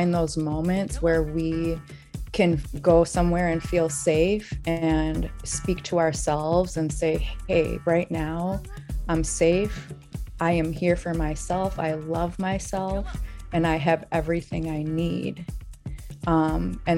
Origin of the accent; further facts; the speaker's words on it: Saint Paul, Minnesota, United States; I'm from St. Paul